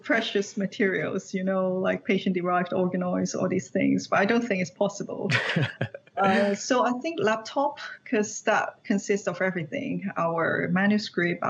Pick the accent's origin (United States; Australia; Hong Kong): Hong Kong; moved away as an adult; I was born and raised in Hong Kong. I did my PhD in Hong Kong